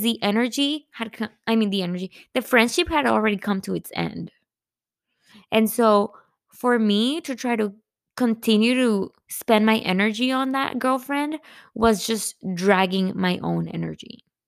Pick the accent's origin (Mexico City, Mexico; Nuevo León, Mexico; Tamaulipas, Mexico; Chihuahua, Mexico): Nuevo León, Mexico; Monterrey; moved away; I'm from Monterrey